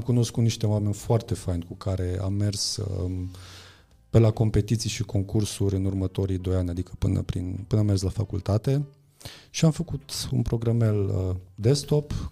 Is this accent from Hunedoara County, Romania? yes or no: yes; near Deva, Hunedoara County, Romania; eu sunt de lângă Deva, am crescut uh-huh. lângă Deva și am fost acolo la generală și la liceu.